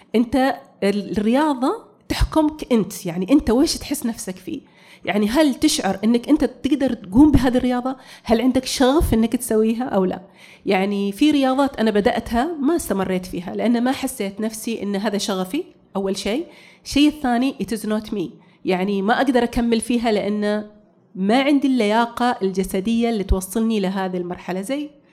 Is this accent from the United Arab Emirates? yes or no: no; Saudi Arabia; also born or lived in United States / Bahrain; انا اول سعوديه تقود الدراجه الناريه